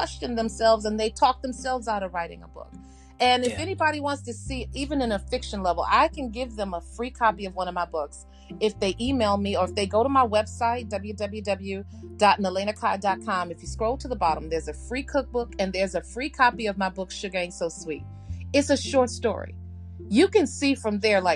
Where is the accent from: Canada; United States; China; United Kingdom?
United States; Chicago, Illinois; I'm from Chicago, so I'm Southside